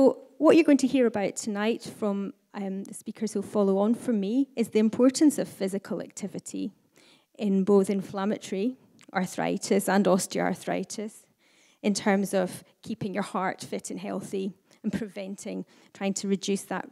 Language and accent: English; the Highlands, Scotland, United Kingdom; now in Aberdeen, United Kingdom; as someone who was born and brought up in the Highlands